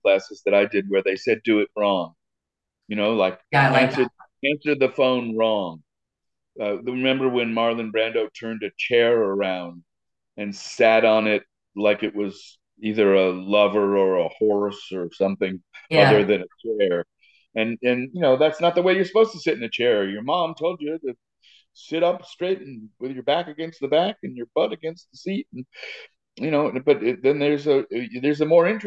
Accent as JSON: {"language": "English", "town": "New York City", "region": "New York", "country": "United States", "tie": "born or raised there", "said": "I grew up in Riverdale in the Bronx"}